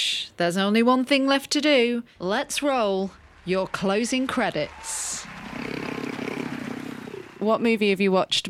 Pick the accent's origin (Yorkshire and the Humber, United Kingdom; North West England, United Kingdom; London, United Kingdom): North West England, United Kingdom; Liverpool; I was born in Liverpool